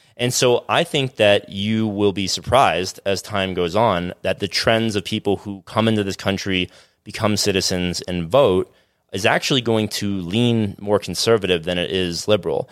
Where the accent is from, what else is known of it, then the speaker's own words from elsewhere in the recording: South Florida, United States; I'm from South Florida